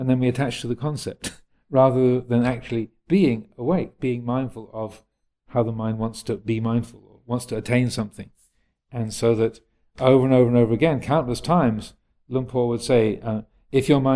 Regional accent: United States; moved away; I was brought up in the States, where your whole life was about attaining something.

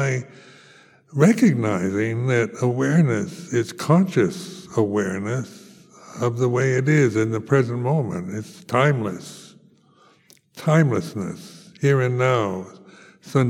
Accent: United States; moved away as an adult; I come from America

